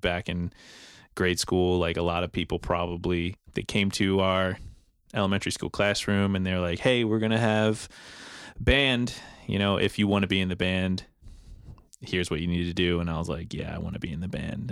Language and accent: English; New Jersey, United States; moved away as an adult; now in Philadelphia, United States; originally from South Jersey